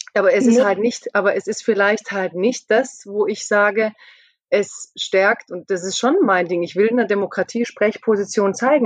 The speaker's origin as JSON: {"language": "German", "area": "Stuttgart area", "region": "Baden-Württemberg", "country": "Germany", "also_born_or_lived": "near Mannheim", "said": "ich komme aus dem Stuttgarter Raum, ich bin in der Nähe von Mannheim"}